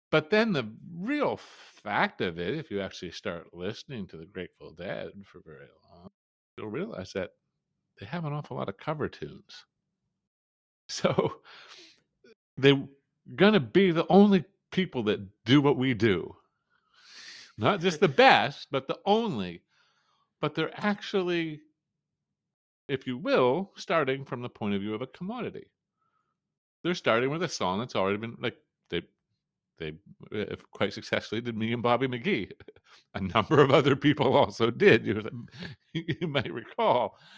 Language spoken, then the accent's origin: English; New Brunswick, Canada; being Canadian, but coming from Canada is only, uh, officially bilingual province